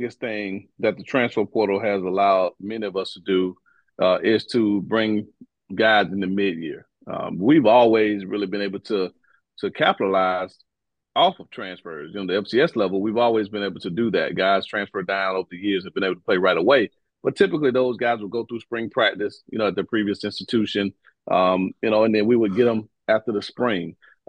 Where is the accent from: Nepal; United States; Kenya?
United States; Quincy, Florida; the Big mm-hmm. Bend stretches from my hometown of Quincy, Florida, Gadsden County, all the way down I-10